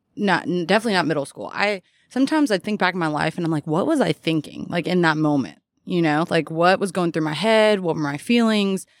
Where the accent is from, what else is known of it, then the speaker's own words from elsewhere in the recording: Louisville, Kentucky, United States; born and raised here